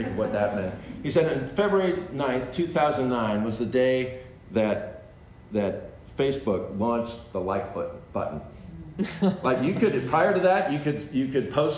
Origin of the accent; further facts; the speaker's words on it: California, United States; I'm from California